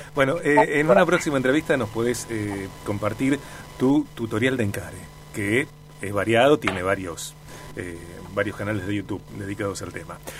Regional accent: Argentina; somos los argentinos

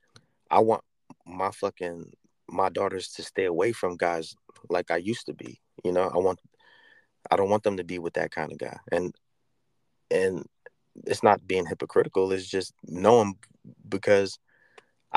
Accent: New York City, New York, United States; moved away as an adult; I've officially been out the Bronx for as long as I was in the Bronx

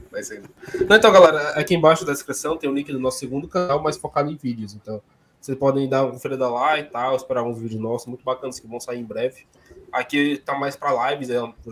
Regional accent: Fortaleza, Ceará, Brazil; a gente é, é da capital mesmo

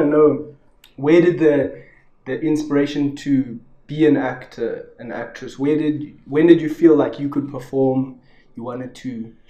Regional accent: South Africa; being a South African

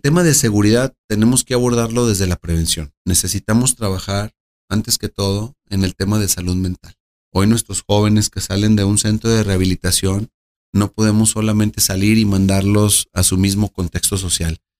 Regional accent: Aguascalientes, Mexico; Nací en Aguascalientes, crecí en Aguascalientes, entre el campo y en la ciudad

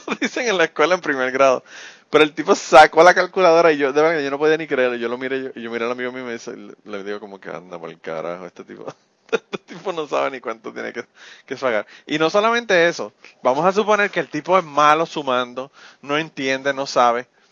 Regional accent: Utuado, Puerto Rico; mi pueblo, ¿verdad? El pueblo de Tuado

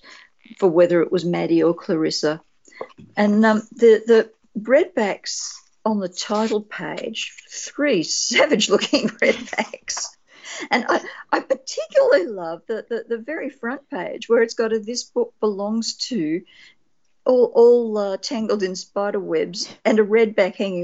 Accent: Australia; an Australian spec fic writer

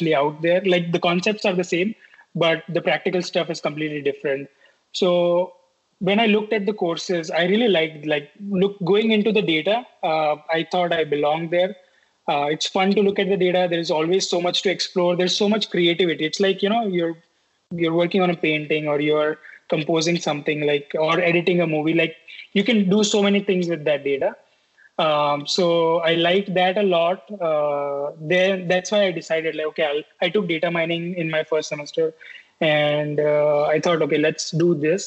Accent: Rajasthan, India; moved away as an adult; also born or lived in Pune / Mumbai; now in United States; I stayed in small place in Rajasthan, my hometown.

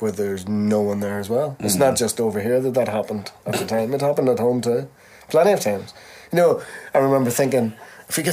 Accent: Belfast, Northern Ireland, United Kingdom; We're from Belfast

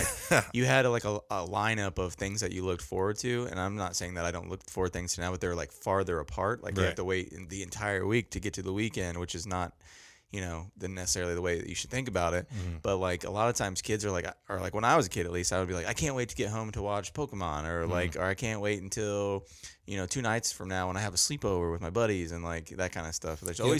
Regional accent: Indiana, United States; But I'm a lake guy. I'm from Indiana. There's lots of lakes here.

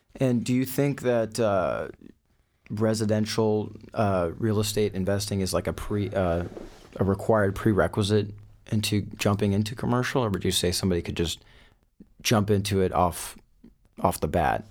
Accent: Thousand Oaks, California, United States; I'm from, uh, Thousand Oaks, California, so not too far from your studio over here

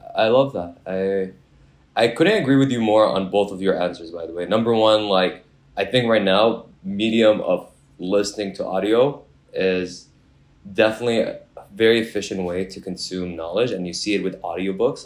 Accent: Mississauga, Ontario, Canada; also born or lived in Kuwait; I grew up in Mississauga

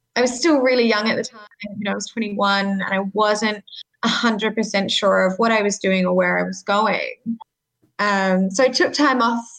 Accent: Sydney, New South Wales, Australia; I grew up in Sydney

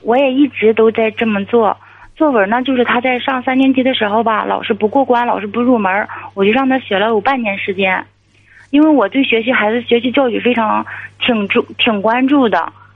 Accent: Inner Mongolia, China; 我是内蒙古的

